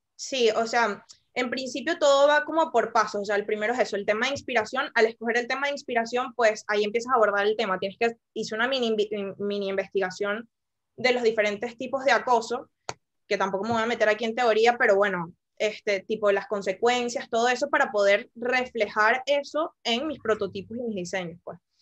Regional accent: Venezuela; moved away; soy de Venezuela

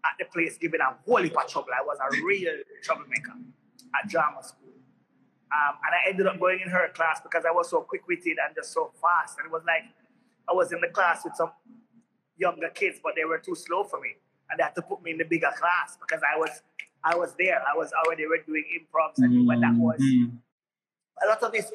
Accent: Kingston, Jamaica; I was literally the average inner city child growing up in Kingston

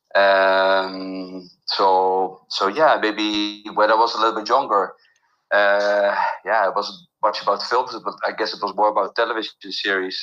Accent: Netherlands; moved away as an adult; also born or lived in Mexico; now in Riviera Maya, Mexico; I grew up in the Netherlands

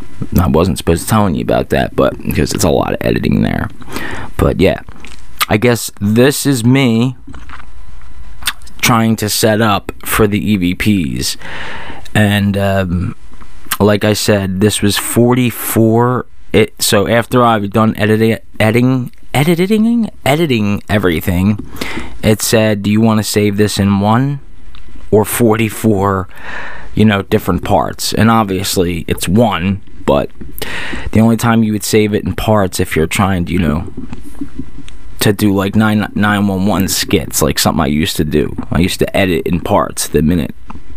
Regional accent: Singapore; I don't know how Singapore people... I am from Singapore.

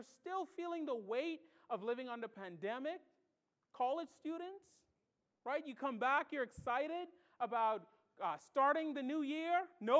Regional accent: Bahamas; With their accent, and I'm from the Bahamas. I don't have much of an accent anymore.

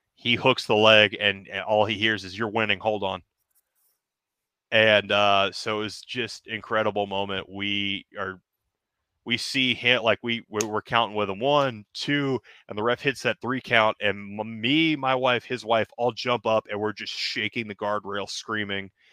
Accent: Denham Springs, Louisiana, United States; that little local show in my hometown

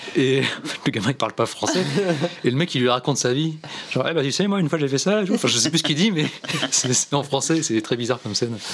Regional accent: France

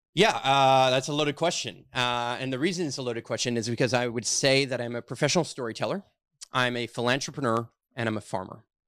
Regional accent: Montreal, Quebec, Canada; I'm born and raised here in Montreal

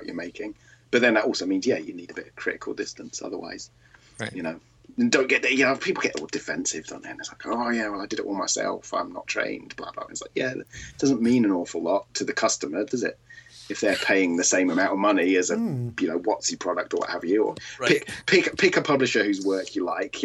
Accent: United Kingdom; I am British. You might be able to tell from my voice

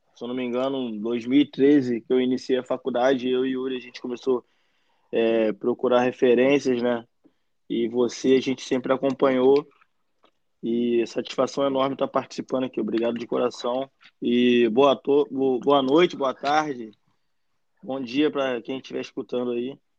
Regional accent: Araruama, Rio de Janeiro, Brazil; also born or lived in Nilópolis, Rio de Janeiro; Eu nasci em Nilópolis, Rio de Janeiro, mas ah, moro e passei boa parte da minha vida em Araruama

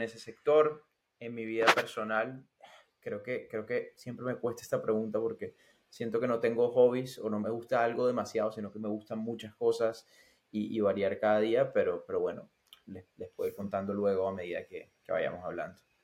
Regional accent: Barranquilla, Atlántico, Colombia; moved away as an adult; also born or lived in Barcelona; now in Finland; soy de Barranquilla, de Colombia, del Caribe colombiano.

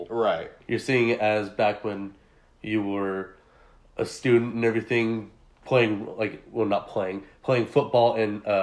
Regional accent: Deer Valley, California, United States; Well, I gotta rep my hometown, Deer Valley.

